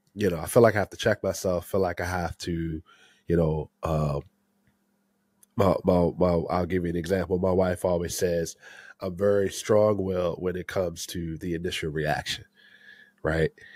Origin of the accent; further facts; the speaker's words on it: Maryland area, United States; I've been here my whole life, uh, born and raised in the Maryland area